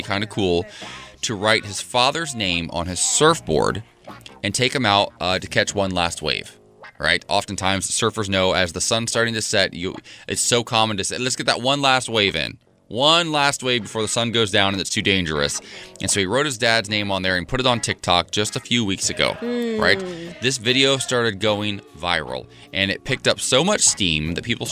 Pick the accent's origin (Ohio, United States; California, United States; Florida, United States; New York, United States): Ohio, United States; I grew up in Ohio